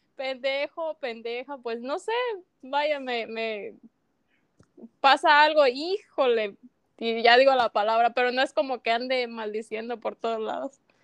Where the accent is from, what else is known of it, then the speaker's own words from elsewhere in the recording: Tumbiscatío, Michoacán, Mexico; Yo soy de México, de Michoacán